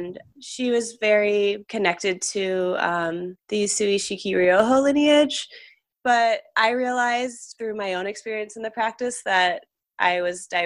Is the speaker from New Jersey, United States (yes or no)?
no; New Hampshire, United States; moved away; I'm originally from New Hampshire